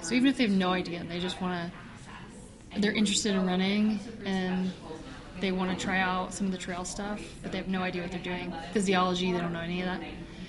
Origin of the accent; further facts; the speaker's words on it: Oregon, United States; And I'm from Oregon.